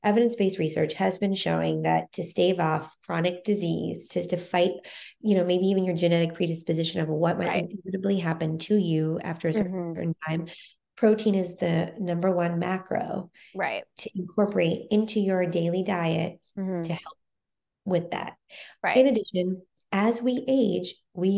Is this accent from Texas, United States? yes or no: yes; Texas, United States; now in New York, United States; I grew up in Texas, where everything was, you know, bigger